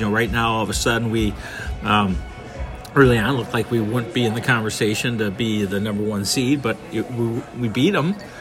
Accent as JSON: {"language": "English", "town": "Wayzata", "region": "Minnesota", "country": "United States", "tie": "born or raised there", "said": "remember growing up in Wayzata"}